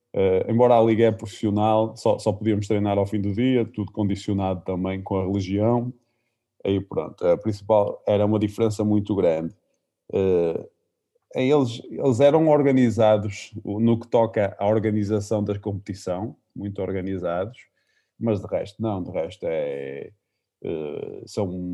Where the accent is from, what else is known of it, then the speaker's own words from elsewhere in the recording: Caldas das Taipas, Norte, Portugal; no Taipas, que era o clube da minha terra